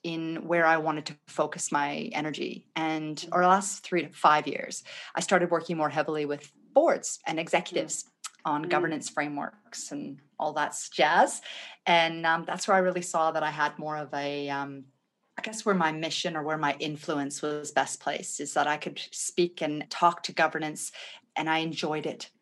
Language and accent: English; Vancouver, British Columbia, Canada; moved away as an adult; also born or lived in Thunder Bay, Ontario / Edinburgh; now in Australia; I moved over to the West Coast when I was about 3. I grew up in Vancouver.